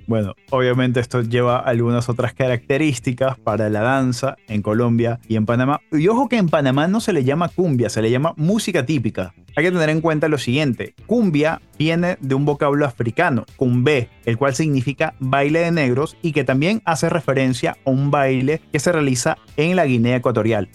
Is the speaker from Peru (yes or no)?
yes; Peru; en Perú tuvimos nuestra propia versión a finales de los 90